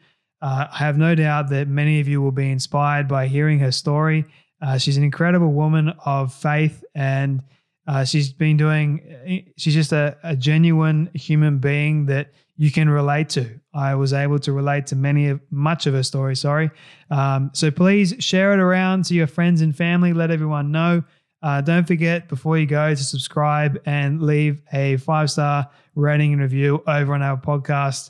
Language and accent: English; Australia; accent: Aussie; getting rid of the Aussie accent